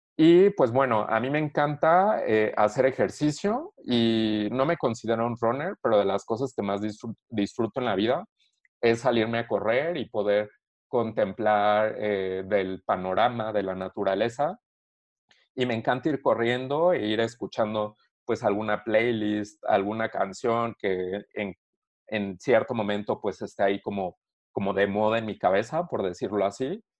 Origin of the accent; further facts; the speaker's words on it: Querétaro, Mexico; soy orgullosamente mexicano y eh, obviamente soy queretano, vivo en Querétaro